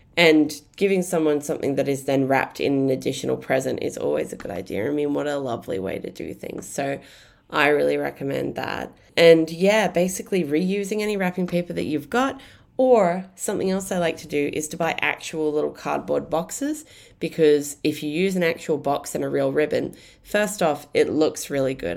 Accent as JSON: {"language": "English", "town": "Brisbane", "region": "Queensland", "country": "Australia", "tie": "born or raised there", "said": "I grew up in Brisbane"}